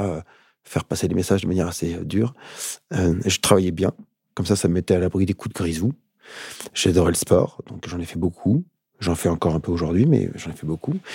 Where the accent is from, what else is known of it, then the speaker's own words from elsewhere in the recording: Paris suburbs, Île-de-France, France; j'ai une enfance super cool, super chouette en banlieue parisienne